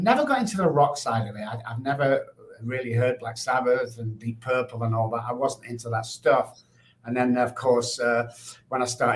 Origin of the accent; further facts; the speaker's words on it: Manchester, North West England, United Kingdom; now in United States; I grew up in Manchester, the United Kingdom